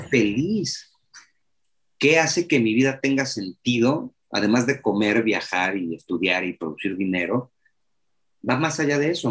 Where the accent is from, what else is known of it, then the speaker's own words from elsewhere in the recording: Mexico; un mexicano de 42 años